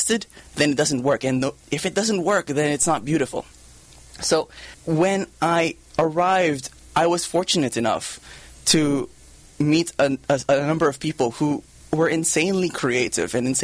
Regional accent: Philippines; moved away as an adult; also born or lived in Japan; now in United States; I grew up in the Philippines

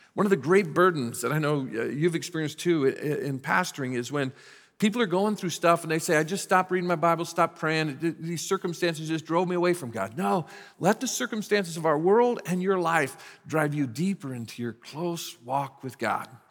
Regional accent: United States; I'm a very proud American, I'm glad I was born in this country

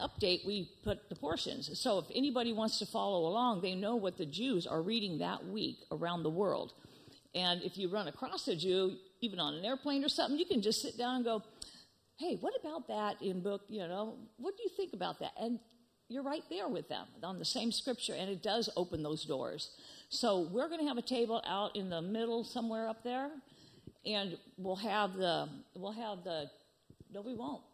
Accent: California, United States; moved away as an adult; also born or lived in Israel / Texas; I was born in California.

